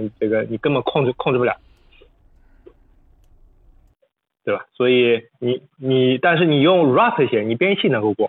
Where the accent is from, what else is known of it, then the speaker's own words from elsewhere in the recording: China; 第二，也是让我们中国人能够在里面能够呃这个掌握更高的话语权。